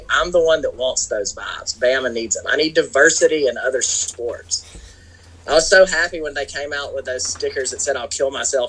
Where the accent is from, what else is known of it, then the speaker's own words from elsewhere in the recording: Florida, United States; I don't surf. I'm from Florida. We fish.